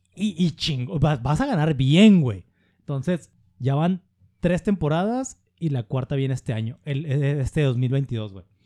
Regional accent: Mexico; estoy en mi país

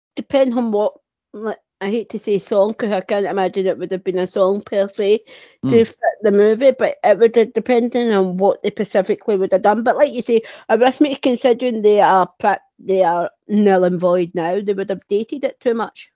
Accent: Scotland, United Kingdom; I'm from Scotland

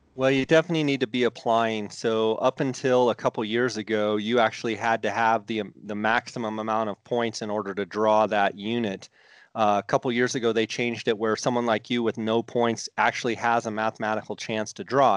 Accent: Arizona, United States; I grew up in Arizona

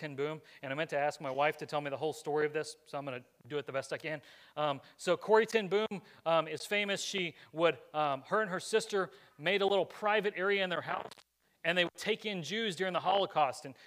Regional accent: United States; this nation is where I was born, and Lord willing, where I get to raise my kids

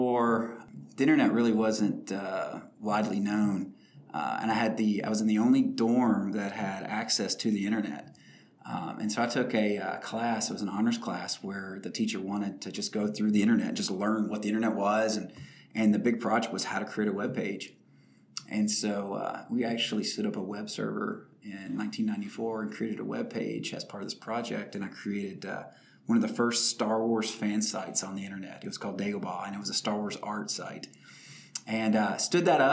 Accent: Glasgow, Kentucky, United States; now in Nashville, United States; I grew up in rural Kentucky, a town called Glasgow, Kentucky

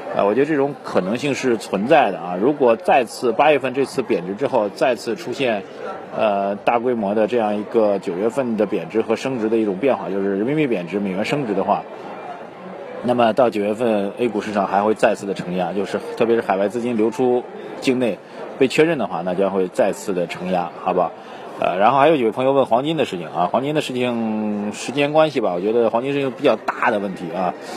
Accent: China; 我们中国人习惯的这个所谓“大难之后见真情”啊

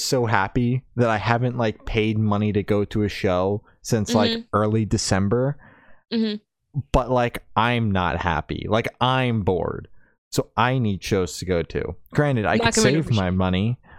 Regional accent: New Jersey, United States; I'm going to two shows. I'm from New Jersey.

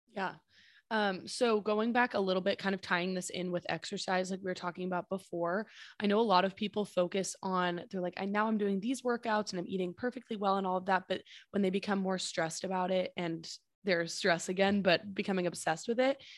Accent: San Francisco, California, United States; we're from San Francisco

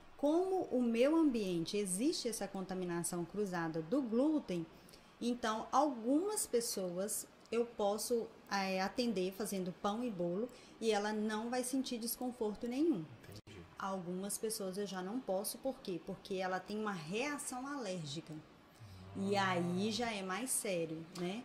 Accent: Governador Valadares, Minas Gerais, Brazil; Sou natural de Valadares

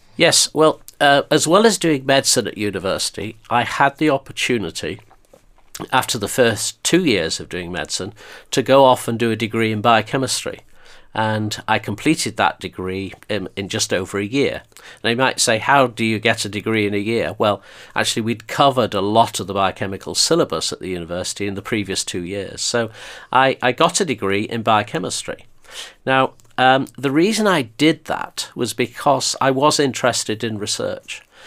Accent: Blackpool, North West England, United Kingdom; moved away as an adult; also born or lived in Birmingham / Stoke; I grew up in Blackpool

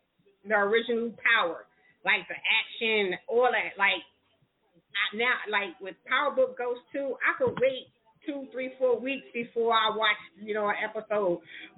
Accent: New York, United States; I'm from New York.

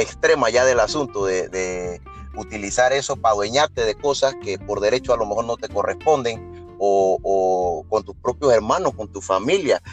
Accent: Panama

